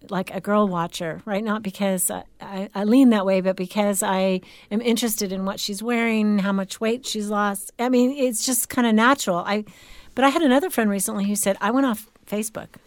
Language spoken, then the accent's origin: English; California, United States; moved away; growing up in California